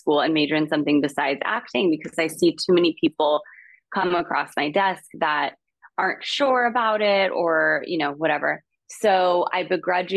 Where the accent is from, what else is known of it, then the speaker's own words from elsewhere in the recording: Calabasas, California, United States; I grew up in the Kardashian, now center of the Kardashian saga